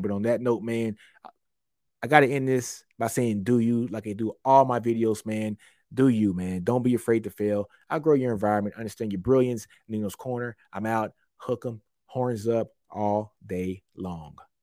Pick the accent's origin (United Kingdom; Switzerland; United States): United States; Shreveport, Louisiana; I'm from Louisiana. I'm from the boot. I'm from Shreveport.